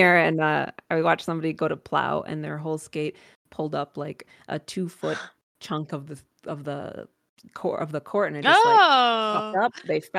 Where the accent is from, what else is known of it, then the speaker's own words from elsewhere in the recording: Minnesota, United States; But I come from Minnesota. I'm one of the most spoiled skaters out there.